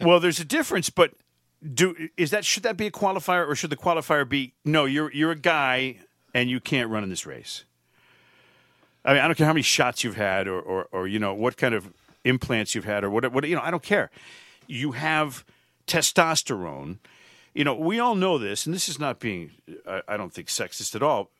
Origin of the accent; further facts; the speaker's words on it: Connecticut, United States; Connecticut, my home state